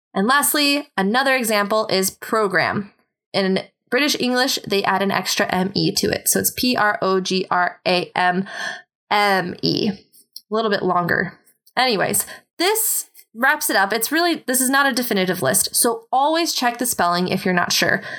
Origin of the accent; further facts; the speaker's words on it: United States; as an American